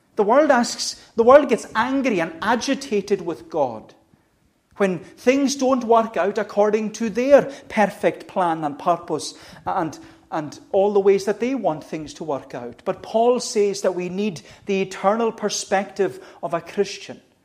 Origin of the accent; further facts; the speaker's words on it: United Kingdom; as Brits or as British people